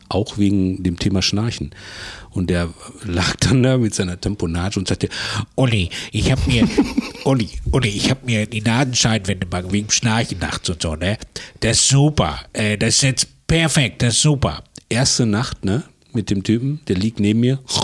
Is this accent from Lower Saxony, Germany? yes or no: no; Bochum, North Rhine-Westphalia, Germany; Ich komme ja aus Bochum